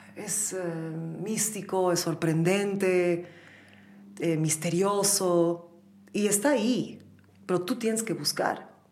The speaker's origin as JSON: {"language": "Spanish", "country": "Bolivia", "tie": "born or raised there", "also_born_or_lived": "United States", "said": "cuando yo crecí en Bolivia era así. Yo nací el 81 en Bolivia"}